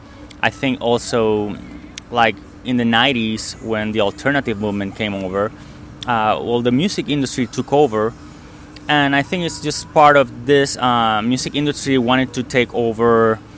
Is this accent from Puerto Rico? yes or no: yes; Puerto Rico; me growing up in Puerto Rico